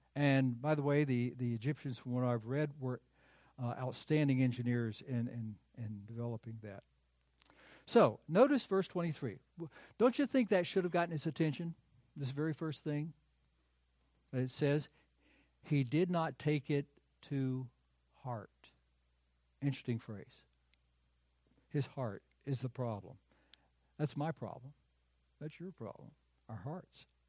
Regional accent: United States; also born or lived in North Carolina / South Carolina; I grew up in North Carolina and in South Carolina

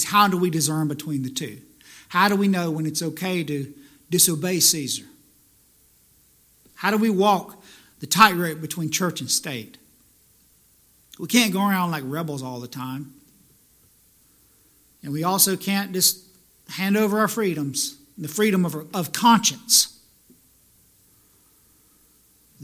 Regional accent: the South, United States; now in New Jersey, United States; I'm from the South

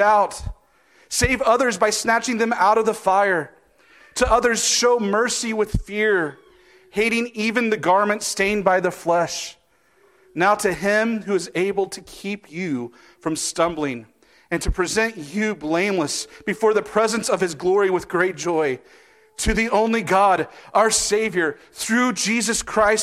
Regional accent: Columbus, Kansas, United States; my hometown in Columbus, Kansas

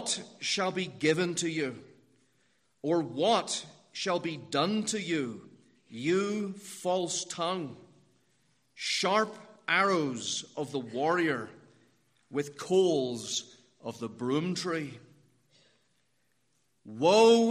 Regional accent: Northern Ireland, United Kingdom; now in Pittsburgh, United States; you might have guessed from the way I speak that I'm not from America. I'm from Northern Ireland, and that means I'm a British citizen

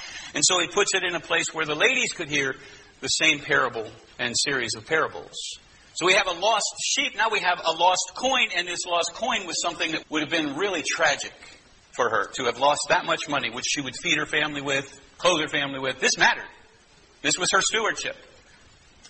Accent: United States; we're American

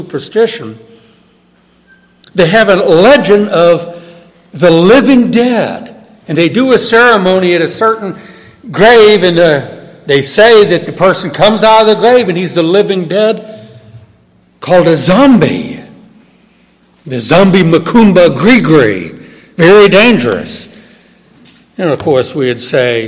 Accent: New Orleans, Louisiana, United States; I was born and raised in New Orleans

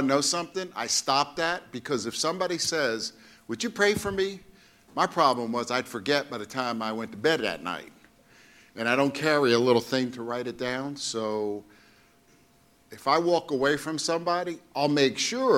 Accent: New York City, New York, United States; growing up in Brooklyn, you know, you had friends in the street

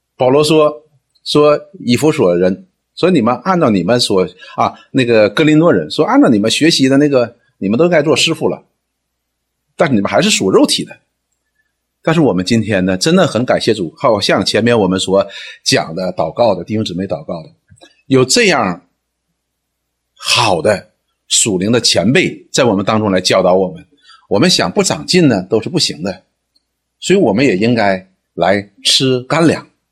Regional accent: China; 我们中国人的传统呢，也是这样子的

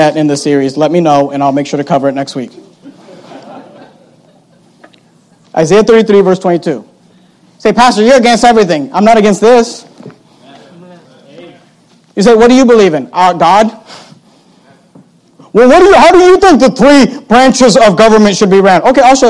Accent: United States; I'm not an American first and a Christian second. I'm a Christian, period.

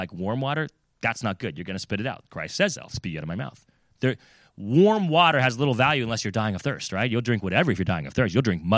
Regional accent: California, United States; also born or lived in Florida / Virginia; now in New England, United States; I grew up in California. I lived in Florida, you know, Virginia

